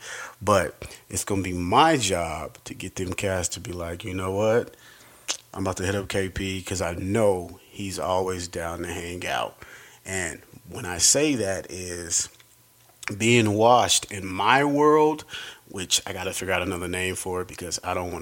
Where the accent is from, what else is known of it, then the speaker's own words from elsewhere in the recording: Denver, Colorado, United States; I am from here, Denver, Colorado, Park Hill